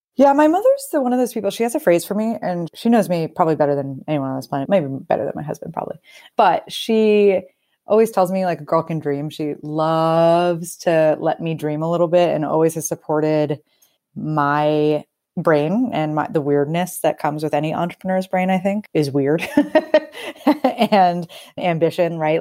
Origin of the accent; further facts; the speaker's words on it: Northeast, United States; moved away as an adult; also born or lived in Brooklyn; used to the cold being from the Northeast